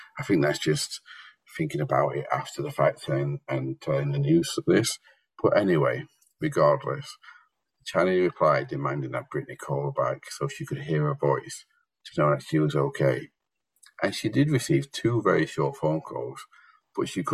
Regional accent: United Kingdom; I am very British

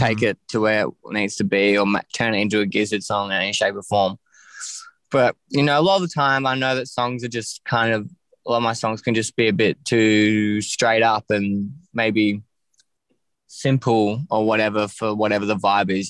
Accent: Ocean Grove, Victoria, Australia; also born or lived in West Preston / Castlemaine; now in Melbourne, Australia; I grew up in Ocean Grove, which is like a small surf town

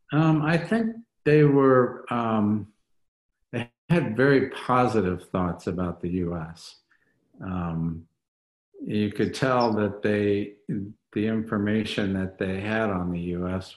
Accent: St. Louis, Missouri, United States; moved away; my hometown of St. Louis

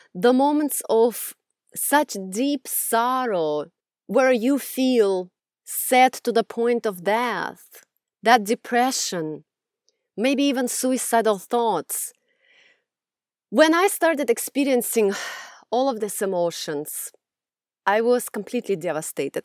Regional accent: Russia; moved away; growing up in Russia, I was raised in a very abusive environment

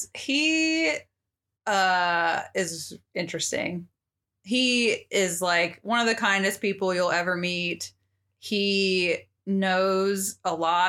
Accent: Wiesbaden, Hesse, Germany; born there; So, I was born in Germany and we lived like lots of places.

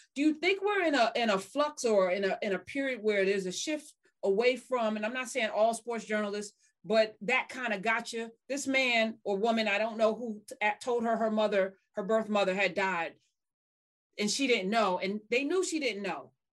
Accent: United States; I'm an American

